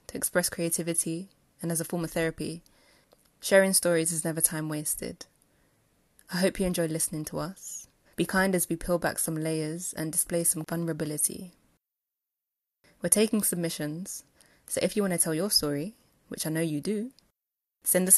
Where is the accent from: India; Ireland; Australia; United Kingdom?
United Kingdom; London; where I was actually from, which was London.